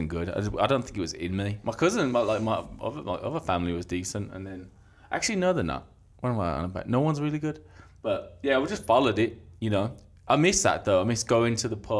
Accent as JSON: {"language": "English", "town": "Birmingham", "region": "West Midlands", "country": "United Kingdom", "tie": "born or raised there", "moved": "as an adult", "lives_now": "Las Vegas, United States", "said": "I'm from Birmingham in England. Lived there for 25"}